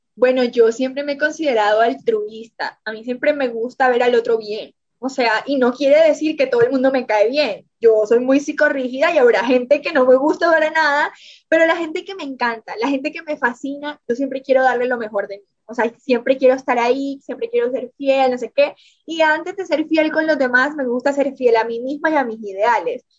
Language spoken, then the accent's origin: Spanish; Montelíbano, Córdoba, Colombia; accent: costeño; moved away as an adult; also born or lived in Barranquilla / Medellín; now in Mexico; nací en Montería, Córdoba, crecí en Montelíbano, Córdoba